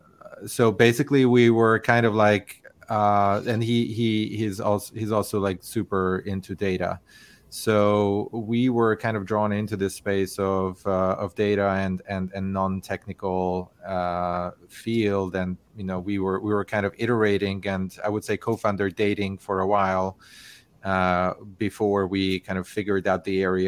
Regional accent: Hungary; moved away as an adult; also born or lived in Barcelona, Spain; now in California, United States; I'm originally from Hungary.

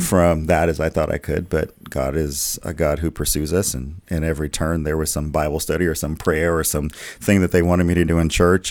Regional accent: the South, United States; I grew up in the in the South in churches

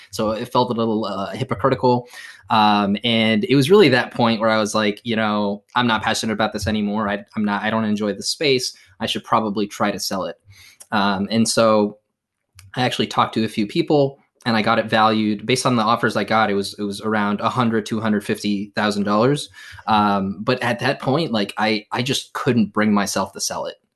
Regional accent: Morocco; now in United States; my home country of, of Morocco

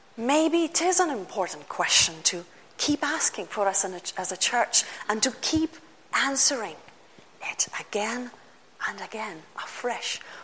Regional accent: Lithuania; first language Lithuanian; English is a second language; moved away; Many of you know I come from Lithuania

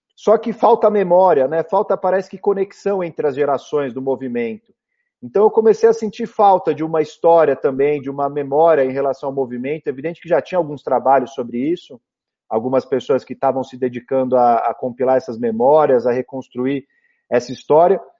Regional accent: São Paulo, Brazil; Eu nasci em 1985, 16 de dezembro, aqui em São Paulo, na maternidade do Brás. Eu sou da Zona Leste, minha família é toda ali da Vila Matilde, Penha

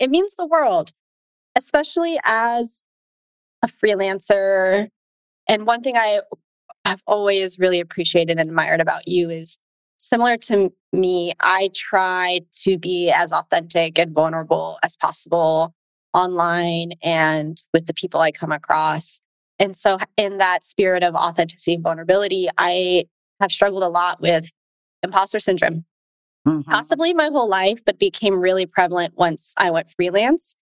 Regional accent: United States; I'm Asian American

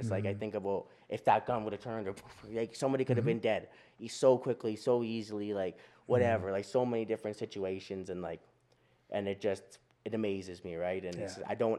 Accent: Duck Lake, Saskatchewan, Canada; Like we come from Beardies and Okemasis and Duck Lake, right? Out in Saskatchewan.

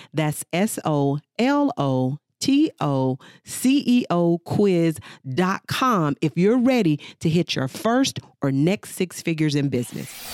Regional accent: United States; as African American women

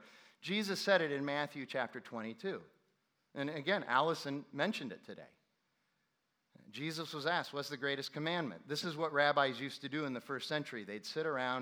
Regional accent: Ireland; I am not an Irish Christian. I am a Christian who happens to be Irish. Which, by the way, as an Irish guy

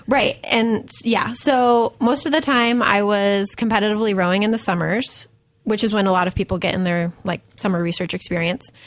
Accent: Buffalo, New York, United States; moved away as an adult; also born or lived in Tulsa, Oklahoma; I grew up in Buffalo, New York

